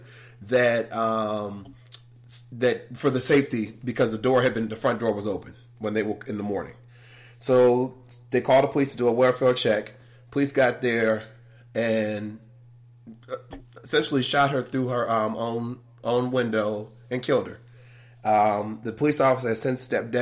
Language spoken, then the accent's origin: English; Richmond, Virginia, United States; moved away as an adult; now in Atlanta, United States; I'm from Richmond, Virginia, which is a lot smaller, obviously